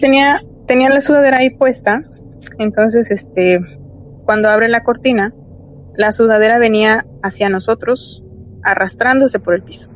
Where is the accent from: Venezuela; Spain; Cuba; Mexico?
Mexico; also born or lived in Mexico City; somos los mexicanos